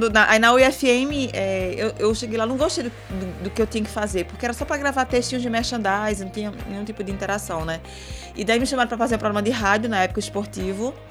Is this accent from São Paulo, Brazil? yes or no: no; Belo Jardim, Pernambuco, Brazil; eu sou do interior. É, é. sou de sou, eu sou do, de Belo Jardim ah. e, de uma tá, vi, e de tá. uma vila do lado de Belo Jardim chamada Chucuru.